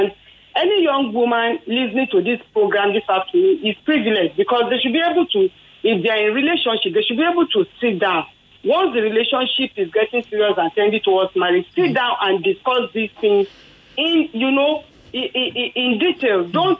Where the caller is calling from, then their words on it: Ikeja, Lagos, Nigeria; I'm calling from Ikeja.